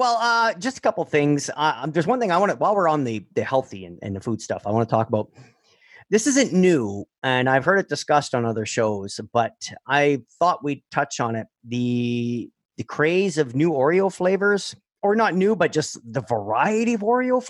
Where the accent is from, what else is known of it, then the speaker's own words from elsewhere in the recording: Canada; because we're Canadian, right?